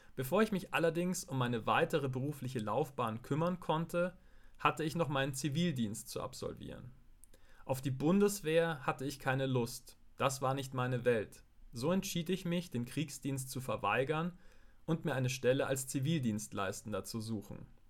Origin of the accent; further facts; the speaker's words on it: Gilching, Bavaria, Germany; im Altenheim in Gilching, meinem Heimatort